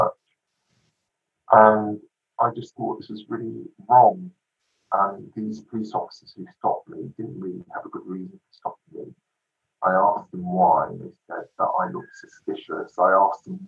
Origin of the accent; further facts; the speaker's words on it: London, United Kingdom; I grew up in London on a very much a working class area